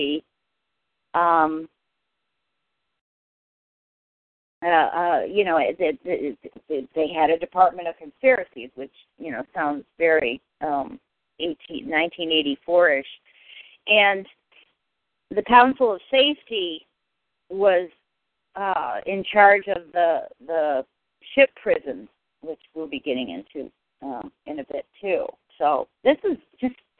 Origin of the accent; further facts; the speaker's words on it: United States; I grew up practically on the Massachusetts-New York border